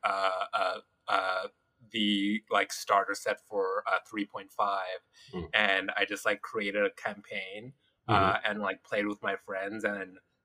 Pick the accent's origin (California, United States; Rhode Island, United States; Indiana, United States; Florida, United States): California, United States; Los Angeles; also born or lived in Hawthorne, California / Inglewood, California; I'm an LA native